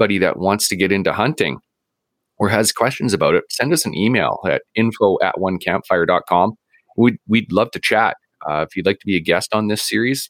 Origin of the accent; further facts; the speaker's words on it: Vancouver, British Columbia, Canada; now in Prince George, Canada; I grew up in East Vancouver, like right at about 49th and Boundary